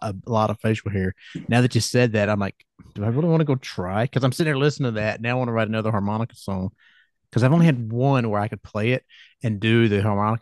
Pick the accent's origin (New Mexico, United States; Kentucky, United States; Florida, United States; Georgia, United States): Georgia, United States; accent: Southern; I'm from Georgia